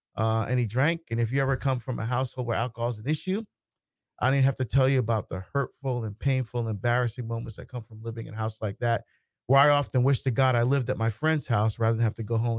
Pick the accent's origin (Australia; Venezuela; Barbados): Barbados; born there; First, I was born in Barbados in the West Indies.